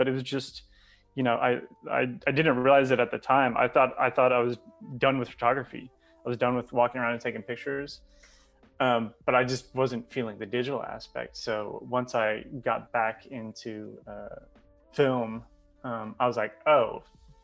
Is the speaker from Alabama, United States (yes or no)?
no; Texas, United States; moved away as an adult; also born or lived in California / Canada; born and raised in Texas, but left for a number of years, moved out to California, moved up to Canada, and then somehow made it back to Austin